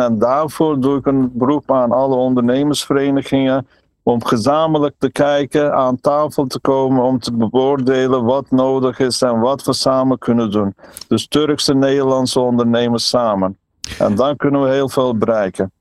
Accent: Trabzon, Turkey; now in Netherlands; Ik kom zelf uit Trabzon aan de Zwarte Zeekust.

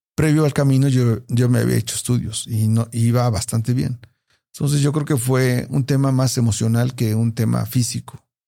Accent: Puebla, Mexico; De Puebla

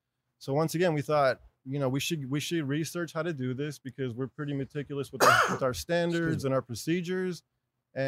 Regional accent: Los Angeles, California, United States; I was born and raised in Los Angeles

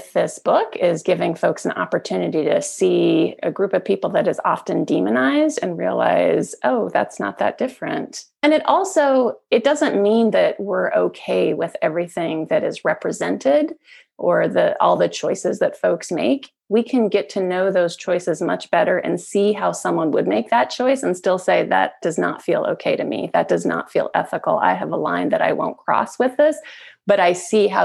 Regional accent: Salt Lake City, Utah, United States; born or raised there; also born or lived in California, United States / Iran

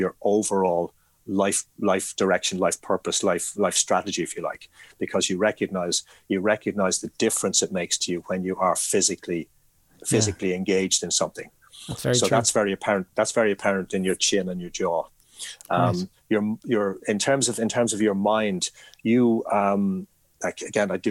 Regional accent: Ireland; I am Irish

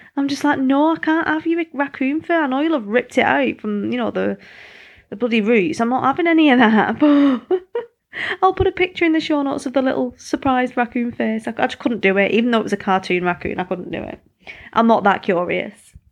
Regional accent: United Kingdom; moved away; I'm British

